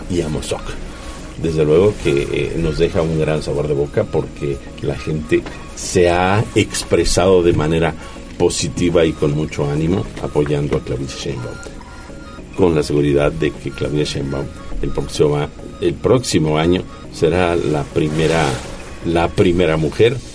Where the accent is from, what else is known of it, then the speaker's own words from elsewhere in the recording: Puebla, Mexico; Pero nosotros como poblanos somos afortunados. Ella estuvo en tres días y cuatro plazas. Visitó diferentes regiones del estado.